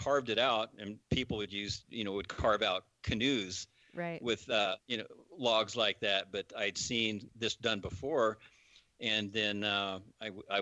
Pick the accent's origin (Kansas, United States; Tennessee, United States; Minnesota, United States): Kansas, United States; moved away as an adult; also born or lived in Fernwood, Idaho; coming from the flatlands of Kansas